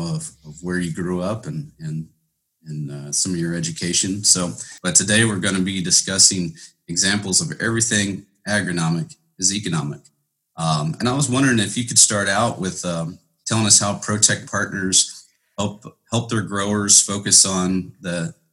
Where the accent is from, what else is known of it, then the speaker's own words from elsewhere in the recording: Western Ohio, United States; I grew up in Western Ohio on a family farm and currently reside in Central Ohio with my family.